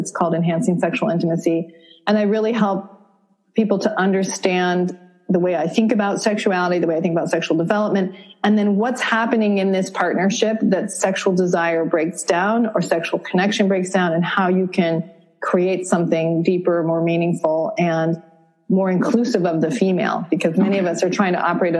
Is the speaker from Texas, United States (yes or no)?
no; Vermont, United States; I grew up in Vermont.